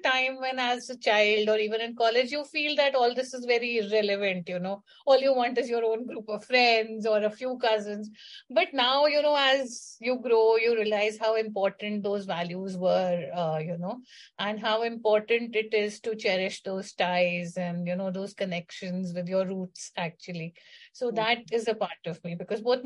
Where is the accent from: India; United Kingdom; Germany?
India; Delhi; I was born and brought up in Delhi in a very cosmopolitan kind of an environment.